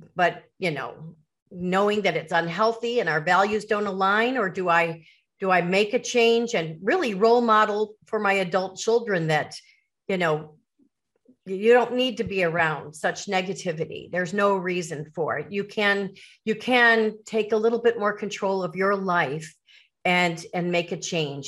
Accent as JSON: {"language": "English", "area": "Chicago suburbs", "region": "Illinois", "country": "United States", "tie": "born or raised there", "said": "growing up in the Chicago suburbs"}